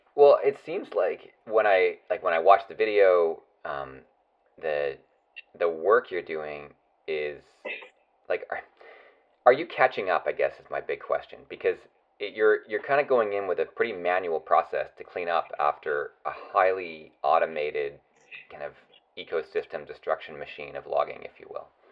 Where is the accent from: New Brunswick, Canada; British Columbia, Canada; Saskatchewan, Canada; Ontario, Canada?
British Columbia, Canada; West Coast; I grew up on the West Coast